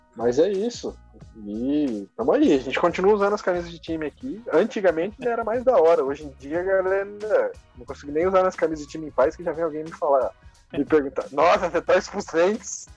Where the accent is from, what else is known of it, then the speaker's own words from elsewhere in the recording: Brazil; now in Dallas, United States; sou brasileiro